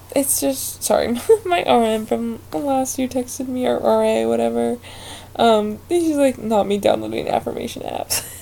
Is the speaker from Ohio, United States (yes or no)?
yes; Ohio, United States; moved away as an adult; I'm originally from Ohio